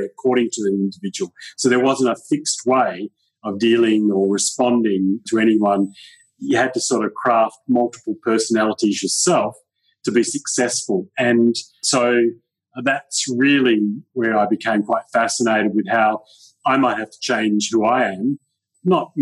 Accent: Perth, Western Australia, Australia; also born or lived in Kalgoorlie; I grew up in a place called Kalgoorlie for a number of years, which was a mining town, and my dad was transferred there in his work, and then we came back to Perth, and I grew up in Perth for many years. In fact, for all my life, I've actually been in Perth.

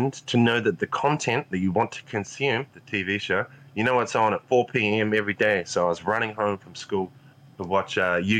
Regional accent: Invercargill, Southland, New Zealand; down in my hometown of Invercargill, New Zealand, which is at the bottom of New Zealand

